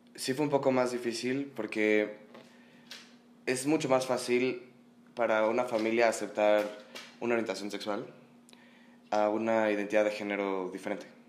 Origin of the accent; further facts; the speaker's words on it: Mexico City, Mexico; Vengo del Edron Academy, mm. aquí en la Ciudad de México